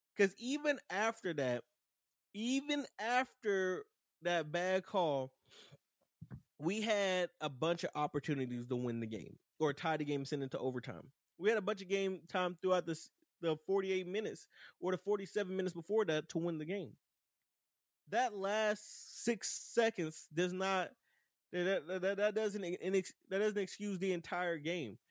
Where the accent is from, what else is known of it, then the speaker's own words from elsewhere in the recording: Dallas, Texas, United States; Dallas is my hometown, but I felt very embarrassed to be from Dallas